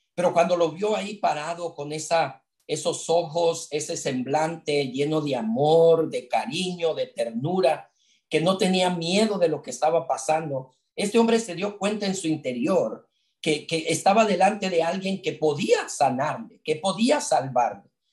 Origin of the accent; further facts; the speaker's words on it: Mexico City, Mexico; crecimos juntos en la iglesia, en la Ciudad de México. Yo soy de la Ciudad de México